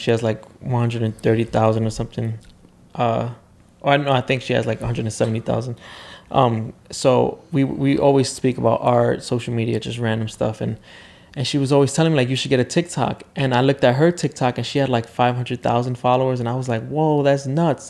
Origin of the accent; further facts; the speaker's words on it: New York City, New York, United States; I grew up in the South Bronx, super poor